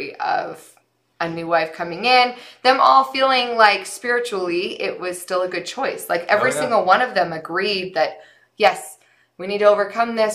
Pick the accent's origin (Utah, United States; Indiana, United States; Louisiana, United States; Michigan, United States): Utah, United States; St. George; we both grew up in southern Utah.